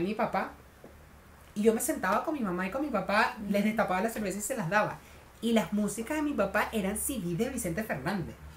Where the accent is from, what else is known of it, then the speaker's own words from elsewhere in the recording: Venezuela; now in Chile; nuestro grupo éramos todos venezolanos